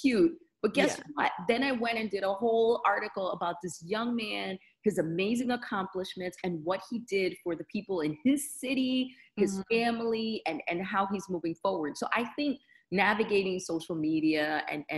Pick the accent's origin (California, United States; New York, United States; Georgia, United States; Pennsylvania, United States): New York, United States; New York City; Dominican from New York, just like me